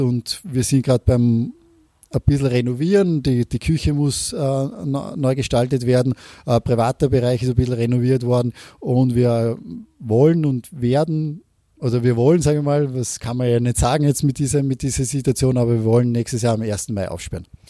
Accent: Austria; also born or lived in Norway; als Österreicher

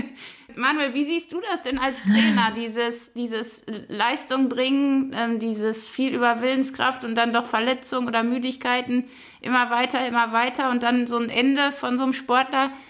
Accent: Sauerland, North Rhine-Westphalia, Germany; ich komme ja aus dem Sauerland

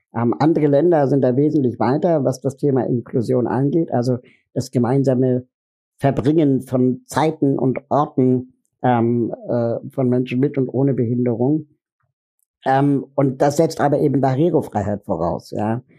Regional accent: Berlin, Germany; Ich komme aus Berlin

